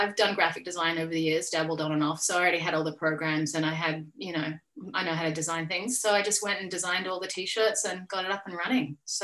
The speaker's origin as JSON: {"language": "English", "country": "Australia", "said": "I'm an Australian artist."}